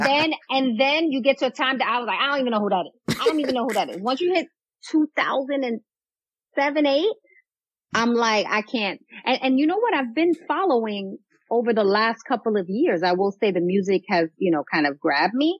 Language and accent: English; New York City, New York, United States; moved away; I grew up in Castle Hill. I don't know if you're familiar with the Bronx.